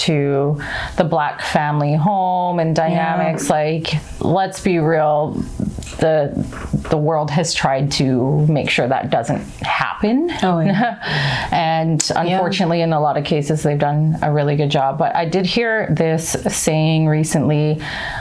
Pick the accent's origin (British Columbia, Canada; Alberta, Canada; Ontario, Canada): Alberta, Canada; Edmonton; now in Vancouver, Canada; I'm from Edmonton